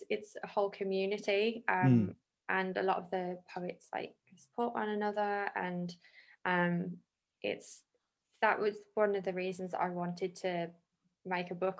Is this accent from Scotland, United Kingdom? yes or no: no; the Black Country, West Midlands, United Kingdom; I was born and currently live in the Black Country